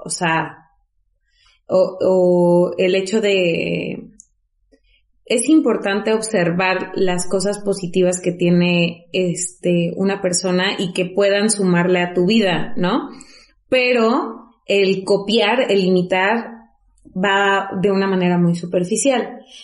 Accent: Zongolica, Veracruz, Mexico; moved away; nosotras somos originarias de Songolica

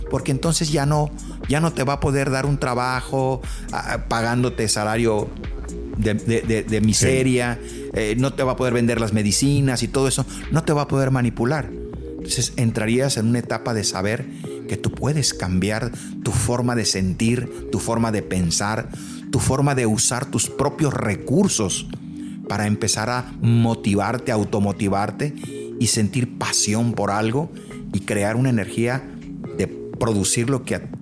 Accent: Los Mochis, Sinaloa, Mexico; Soy de los Mochis y Guadalajara hace muchos años, como 25, 30 años, me abrió las puertas

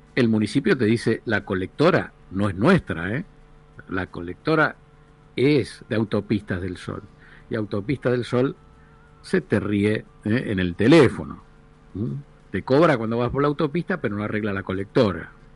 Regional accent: Argentina; somos los argentinos

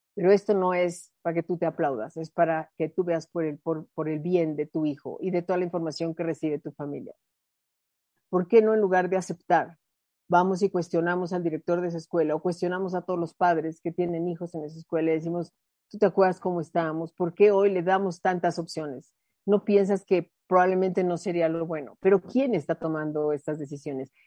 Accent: Mexico; mi mexicana

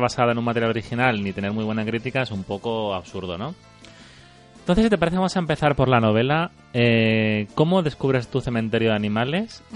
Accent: Andalusia, Spain

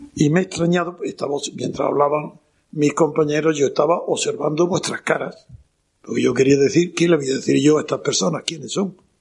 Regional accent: Órgiva, Andalusia, Spain; Soy, como sabéis, granadino, de Granada, en concreto de la Alpujarra, de Órgiva.

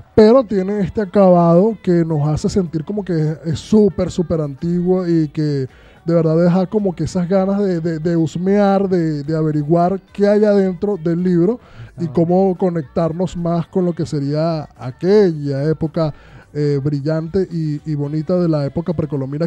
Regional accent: Venezuela; moved away; yo hablo de Venezuela porque es donde, de donde vengo

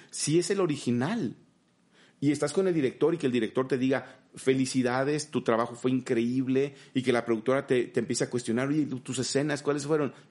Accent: Mexico; en mi caso, imagínate como mexicano, ser el único mexicano animador

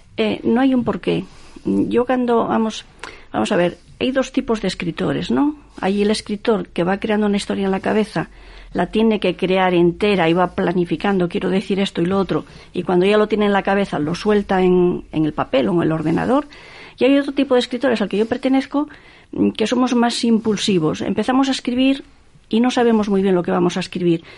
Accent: Gijón, Asturias, Spain; yo soy del Llano, mi madre nació en el Llano, mi abuela nació en el Llano. Entonces esa cuestión familiar, ¿no? Que yo viví, estuve allí hasta los 14 años

